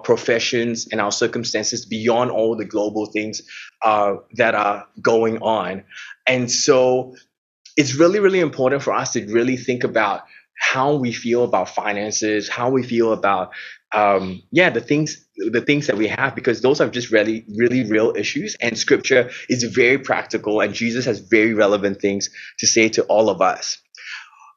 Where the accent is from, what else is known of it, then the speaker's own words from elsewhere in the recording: Singapore; now in Melbourne, Australia; I'm from Singapore